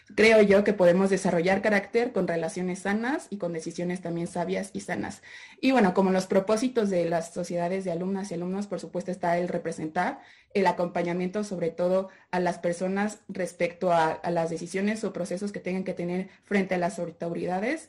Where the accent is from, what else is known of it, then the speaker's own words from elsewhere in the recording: Mexico; como buenas personas mexicanas